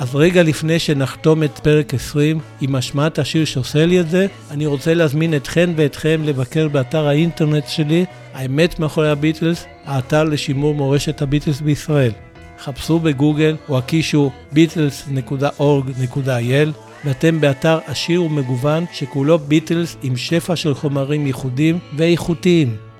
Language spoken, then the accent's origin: Hebrew; Israel